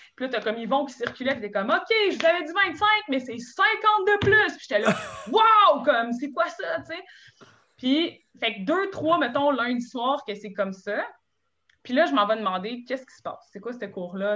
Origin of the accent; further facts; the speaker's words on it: Gatineau, Quebec, Canada; moved away as an adult; now in Montreal, Canada; je viens de Gatineau. Je viens d'un studio de ballet